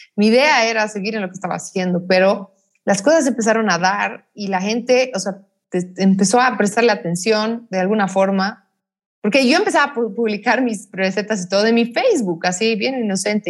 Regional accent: La Paz, Bolivia; Yo he nacido en Bolivia, soy boliviana, soy paseña, eh, orgullosamente paseña, amo esta ciudad, amo este país.

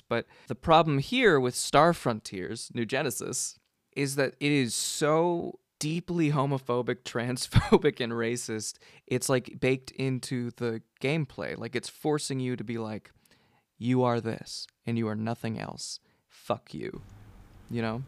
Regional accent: Gilroy, California, United States; moved away as an adult; now in Seattle, United States; I grew up in Gilroy

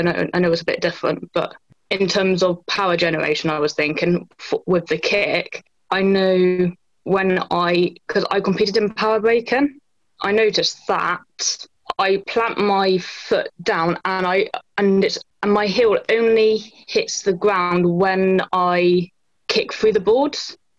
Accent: Bristol, South West England, United Kingdom

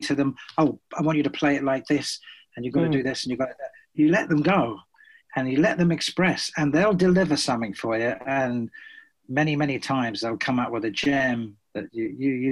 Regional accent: Brighton, South East England, United Kingdom; my hometown of Brighton

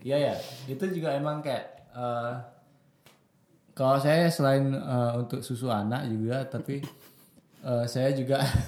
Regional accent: Bali, Indonesia

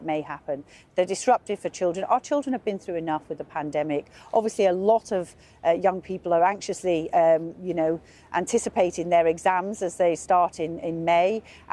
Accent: Liverpool, North West England, United Kingdom; he's a fellow Scouser. I'm from Liverpool

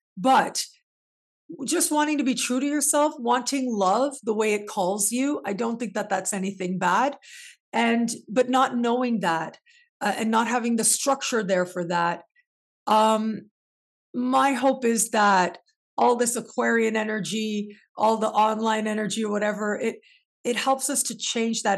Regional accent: Canada; moved away; also born or lived in Mexico; being born and raised in Canada

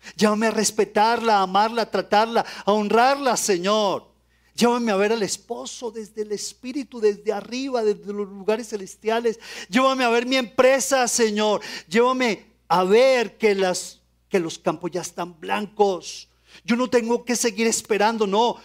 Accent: Colombia; Como colombianos

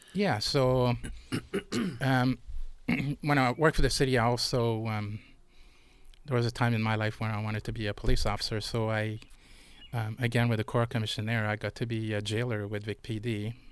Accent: Montreal, Quebec, Canada; moved away; I was born and raised in Montreal

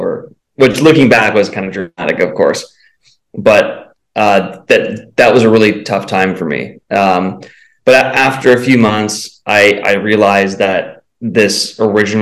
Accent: San Diego, California, United States; moved away as an adult; also born or lived in Salt Lake City; I was born and raised in San Diego

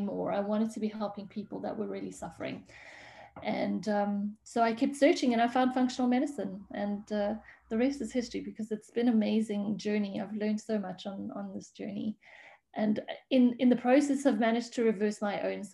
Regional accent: South Africa; moved away as an adult; now in Switzerland; I'm actually a South African, and I moved away from South Africa about 13 years ago

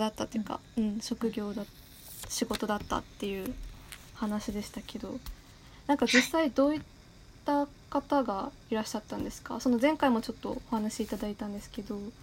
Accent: Yamagata, Japan; 私の出身地山形県の方言

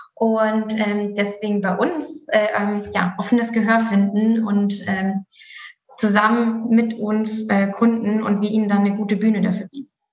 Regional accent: Germany; bei uns in Deutschland

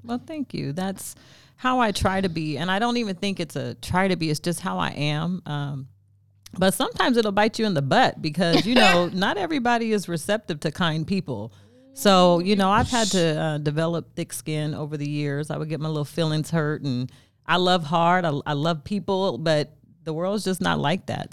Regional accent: Stockton, California, United States; also born or lived in Sacramento, California; I'm from Stockton, California

